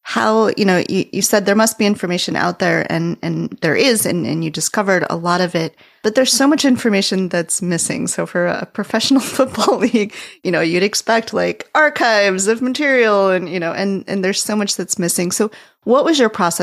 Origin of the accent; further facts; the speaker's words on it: near Canton, Ohio, United States; moved away; I grew up very near Canton, Ohio in the 80s